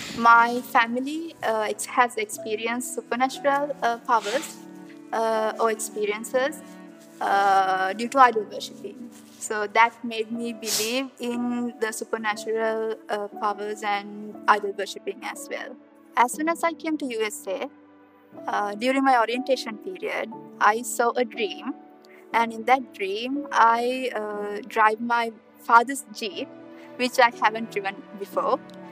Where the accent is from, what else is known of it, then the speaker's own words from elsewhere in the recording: Sri Lanka; moved away as an adult; now in Kansas, United States; my home country is Sri Lanka. And I'm a second year graduate student studying for my PhD in chemistry at K-State. I've been raised in a strong Buddhist background